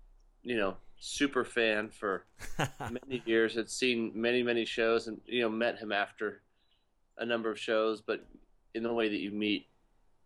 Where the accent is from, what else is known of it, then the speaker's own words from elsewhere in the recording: Texas, United States; I grew up in Texas